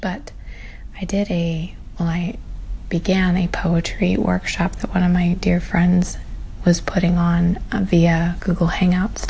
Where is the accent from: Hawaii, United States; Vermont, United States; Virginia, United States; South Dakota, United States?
Virginia, United States; I am from my mother and my father and a small tiny town in Virginia.